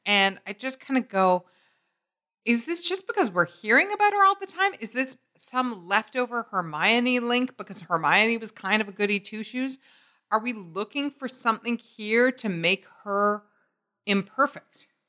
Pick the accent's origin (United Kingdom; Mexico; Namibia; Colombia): United Kingdom; growing up in Britain.